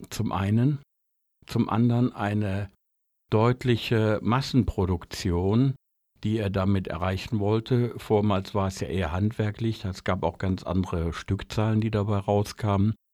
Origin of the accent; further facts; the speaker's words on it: North Rhine-Westphalia, Germany; Ich komme aus dem Ruhrgebiet und Ruhrgebiet ohne Dampfmaschine wäre nicht vorstellbar.